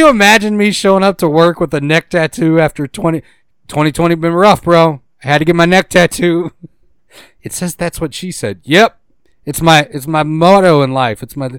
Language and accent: English; Boston, Massachusetts, United States; Pick up my car. I'm from Boston. Give me my car.